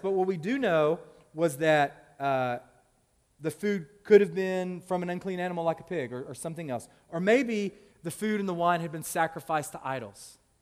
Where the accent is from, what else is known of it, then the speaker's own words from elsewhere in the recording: Tennessee, United States; now in Louisville, United States; I'm originally from Tennessee. Like, I love calling that my home state.